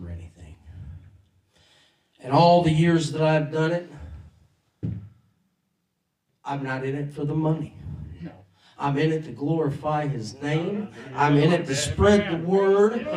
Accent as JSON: {"language": "English", "town": "Portage", "region": "Indiana", "country": "United States", "said": "I'm from Portage, Indiana."}